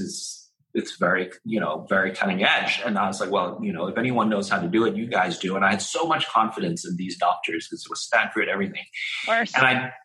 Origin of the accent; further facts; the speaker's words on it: Hong Kong; I was born in Hong Kong